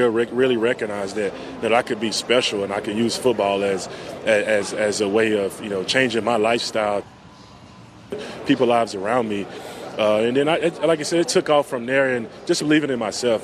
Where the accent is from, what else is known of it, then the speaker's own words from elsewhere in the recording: Yazoo City, Mississippi, United States; moved away as an adult; also born or lived in Philadelphia; I'm from Yazoo City